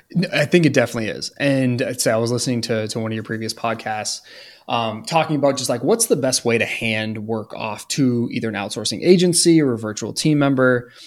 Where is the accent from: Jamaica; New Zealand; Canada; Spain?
Canada; now in United States; I'm from Canada